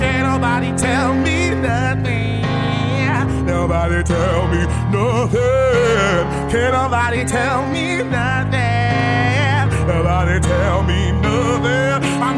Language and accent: English; Baltimore, Maryland, United States; I am from Baltimore